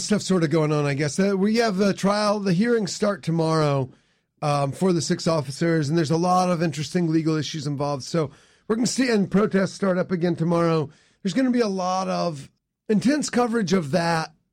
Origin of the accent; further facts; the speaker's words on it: near Lexington, South Carolina, United States; now in Baltimore, United States; I grew up in South Carolina originally, right, b, right by Lexington